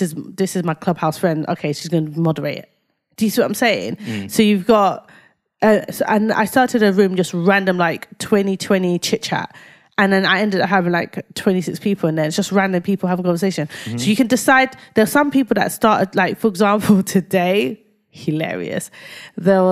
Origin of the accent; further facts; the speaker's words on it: London, United Kingdom; I grew up in Whitechapel